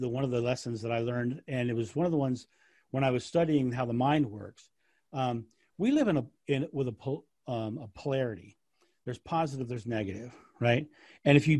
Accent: United States; I'm American.

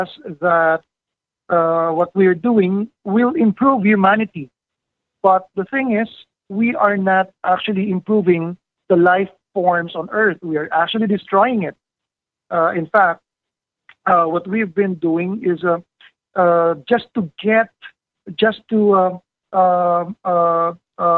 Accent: Manila, Metro Manila, Philippines; I grew up in Manila for almost half of my life. I was raised there in the city

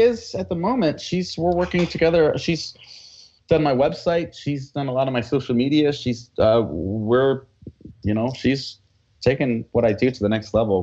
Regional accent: United States; accent: American; I have an American accent when I speak Spanish

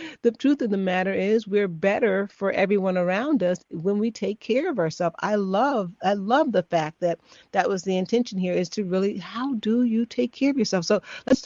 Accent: Chicago, Illinois, United States; I'm from Chicago

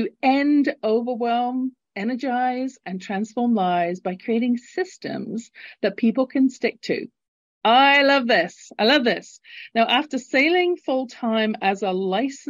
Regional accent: London, United Kingdom; now in Calgary, Canada; Originally born in London, England, and living in Calgary, Canada, at the base of the Rocky Mountains

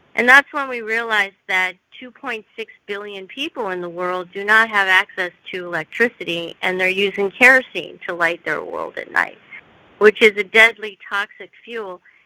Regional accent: United States; I'm I'm Korean, and I grew up in the United States

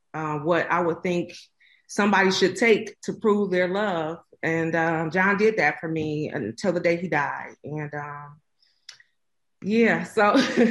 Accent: Detroit, Michigan, United States; out of Detroit, Michigan. Born and raised in Detroit

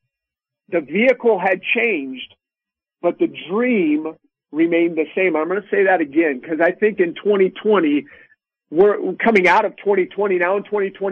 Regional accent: Sacramento, California, United States; I grew up in Sacramento, California, out here on the West Coast

